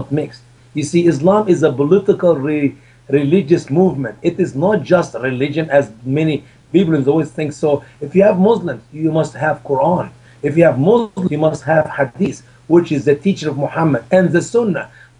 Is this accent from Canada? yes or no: no; Egypt; moved away; my home country, Egypt